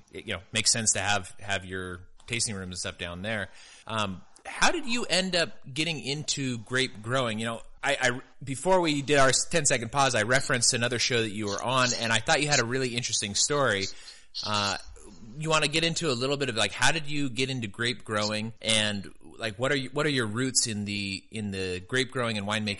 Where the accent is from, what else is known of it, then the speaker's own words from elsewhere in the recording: California, United States; also born or lived in Virginia; now in Texas, United States; I'm new to Texas. I'm actually from California originally.